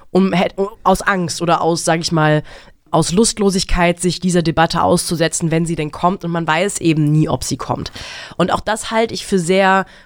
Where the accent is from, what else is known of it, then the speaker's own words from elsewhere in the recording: Germany; das hat mich als, auch als Deutsche stolz gemacht.